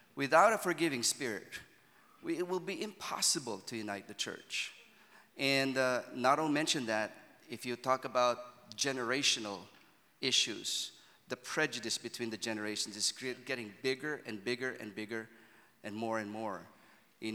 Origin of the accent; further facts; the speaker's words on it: Manila, Metro Manila, Philippines; I'm from Manila